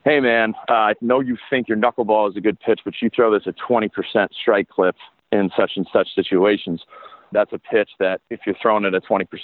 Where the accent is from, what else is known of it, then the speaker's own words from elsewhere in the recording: Pasadena, California, United States; moved away as an adult; also born or lived in South Carolina; I was born and raised in Pasadena, California